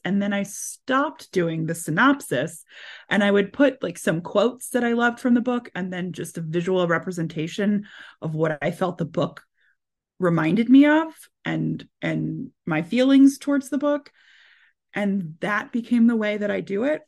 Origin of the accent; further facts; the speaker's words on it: Maryland, United States; moved away; I'm originally from Maryland